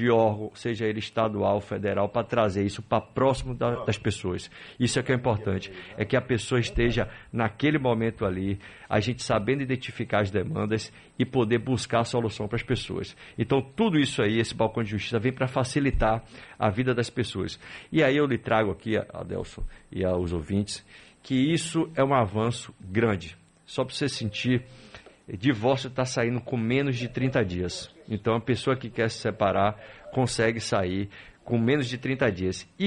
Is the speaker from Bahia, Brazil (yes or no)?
yes; Itatim, Bahia, Brazil; de Itatim.